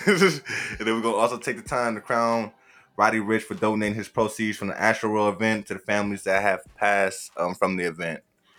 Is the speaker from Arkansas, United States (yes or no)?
no; Oakland, California, United States; This is fair. I'm from Oakland. I get it.